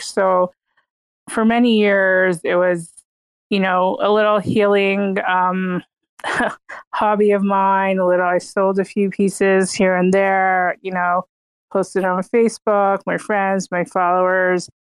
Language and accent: English; Toronto, Ontario, Canada; moved away as an adult; now in New York, United States; I grew up in Toronto, Canada.